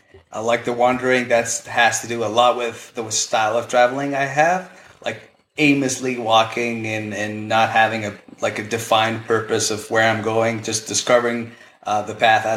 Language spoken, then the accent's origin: English; Spain; English is a second language; I'm born in Spain, born and bred in Spain. I went to a British school, and then I flipped my accent because I studied in the U.S. for a year.